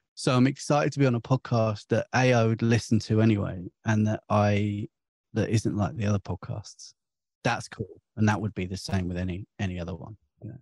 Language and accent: English; St Albans, East of England, United Kingdom; I'm from St Albans